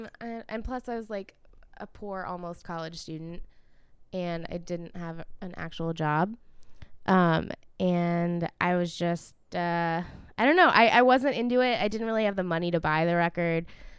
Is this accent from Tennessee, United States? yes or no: yes; Nashville, Tennessee, United States; moved away as an adult; now in Los Angeles, United States; It still is in my childhood home in Los Angeles, in Nashville